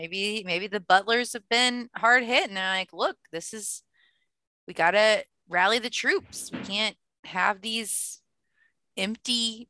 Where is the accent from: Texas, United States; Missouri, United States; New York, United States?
Missouri, United States; St. Louis; I am from St. Louis